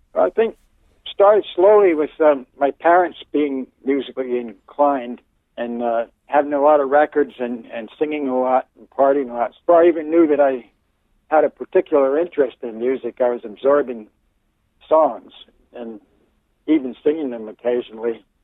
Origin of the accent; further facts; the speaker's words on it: Bucks County, eastern Pennsylvania, United States; also born or lived in Virginia; now in Oregon, United States; I grew up in um, eastern Pennsylvania, in Bucks County, which is near, um, kind of lies between Philadelphia and, and New York City